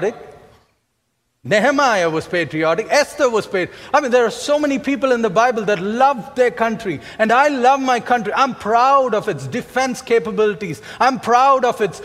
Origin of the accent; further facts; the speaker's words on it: India; as Indian citizens